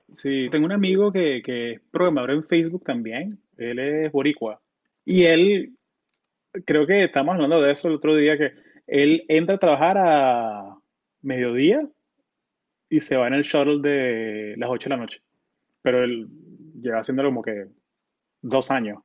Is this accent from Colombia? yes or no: yes; Colombia; also born or lived in Florida; now in Silicon Valley, United States